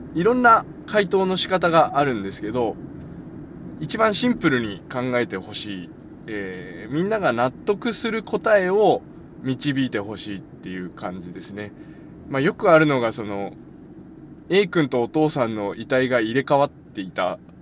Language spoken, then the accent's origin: Japanese; Nogata, Fukuoka, Japan; 僕能形出身なんですけど、